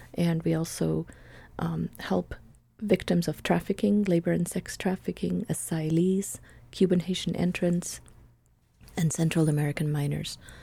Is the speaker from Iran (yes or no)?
no; Buenos Aires, Argentina; English is a second language; moved away as an adult; also born or lived in Switzerland; now in United States; I was born in Buenos Aires, Argentina. Um, my parents were Swiss, and so I grew up in sort of dual worlds, and I came to the United States when I was nineteen to learn English